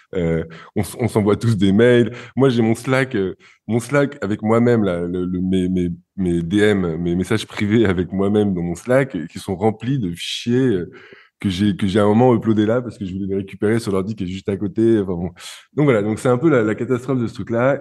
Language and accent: French; France; now in Barcelona, Spain; je suis français